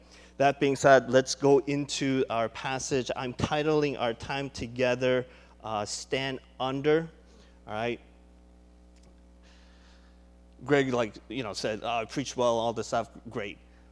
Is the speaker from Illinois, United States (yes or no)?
yes; Chicago, Illinois, United States; moved away; I grew up in Chicago, and Willow Creek, I don't know if you know Willow Creek, but Willow Creek was right in our backyard